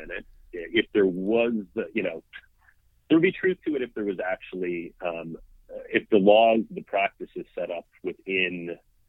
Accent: Washington, District of Columbia, United States; moved away as an adult; now in Brooklyn, United States; I grew up in Washington, D.C., so I haven't been in Brooklyn my entire life, but grew up in D.C.

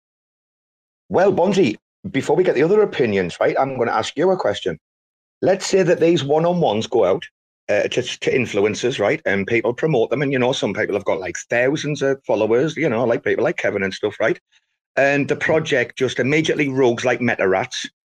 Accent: Robin Hood country, East Midlands, United Kingdom; I'm from Robin Hood country

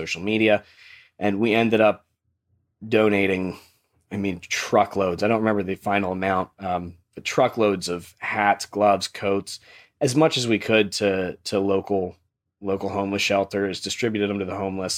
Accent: Lancaster, Pennsylvania, United States; born and raised in Lancaster, went to Conestoga Valley

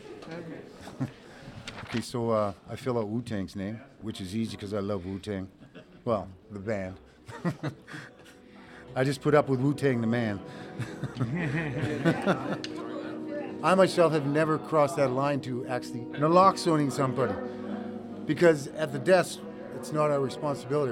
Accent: Nova Scotia, Canada; I grew up in the Nova Scotia Home for Colored Children.

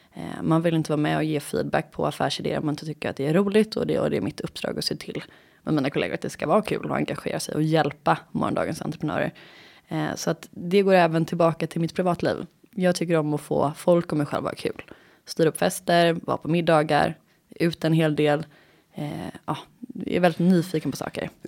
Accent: Gothenburg, Västra Götaland, Sweden; moved away as an adult; also born or lived in England / Skåne; now in Stockholm, Sweden; jag är born and raised i Göteborg. Flyttade hemifrån när jag var 18

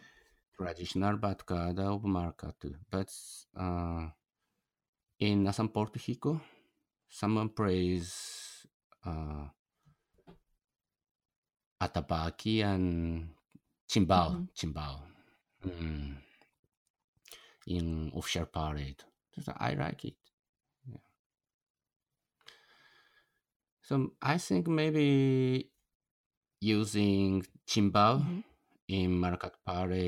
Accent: Japan; English is a second language; I'm a foreigner from Japan, and my Portuguese is very poor

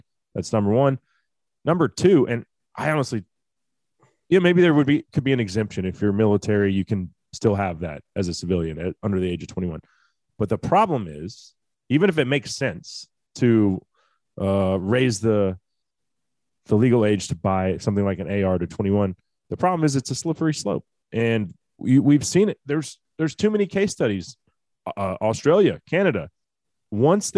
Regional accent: Texas, United States; Senator Cornyn from my home state

